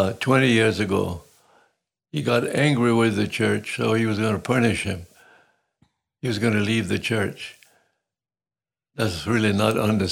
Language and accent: English; Sicily, Italy; As a little boy growing up in Sicilia, I just decided it was something I wanted to do.